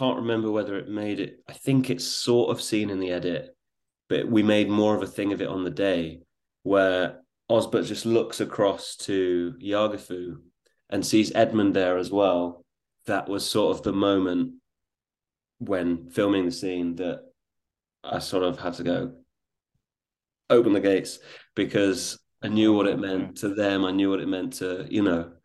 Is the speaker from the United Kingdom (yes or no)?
yes; England, United Kingdom